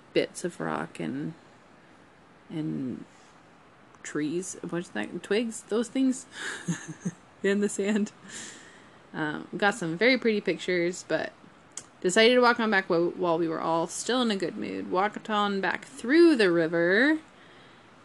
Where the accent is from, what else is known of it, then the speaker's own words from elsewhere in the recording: Colorado, United States; We're from Colorado. This is our home